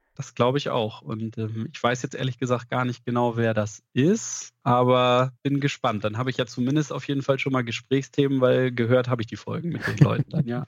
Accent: Lower Saxony, Germany; Norddeutschland ist Heimat für mich, sowohl hier aus der Region in Niedersachsen, wo ich herkomme

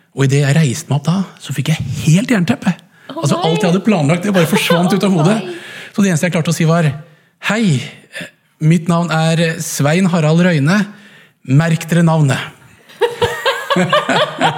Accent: Langesund, Telemark, Norway; moved away; also born or lived in Haugesund / Edinburgh; jeg kom fra Langesund

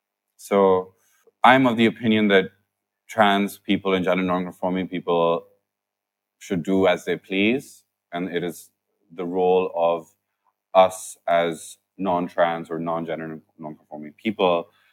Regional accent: United Kingdom; There are ethical frameworks that we follow because we're British.

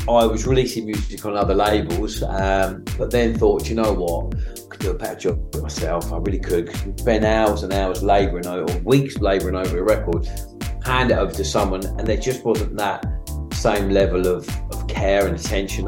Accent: Maidstone, South East England, United Kingdom; I grew up in Maidstone in Kent

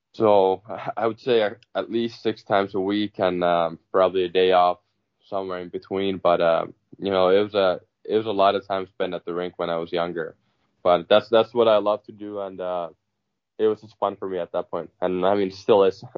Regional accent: Southwest Finland, Finland; moved away as an adult; also born or lived in Minnesota, United States; I joined the club in in Turku

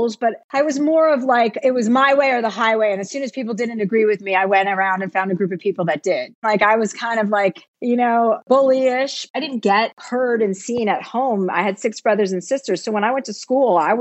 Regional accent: New Jersey, United States; moved away as an adult; now in California, United States

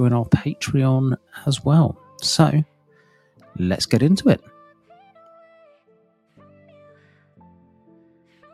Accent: United Kingdom; a Brit who is, you know, kind of born here, grown up here

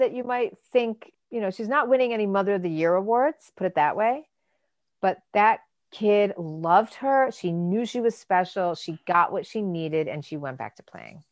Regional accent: Michigan, United States; I grew up in Michigan

